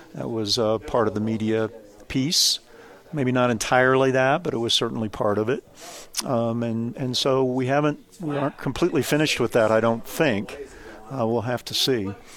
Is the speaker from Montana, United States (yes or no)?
no; Kansas, United States; I grew up in the state of Kansas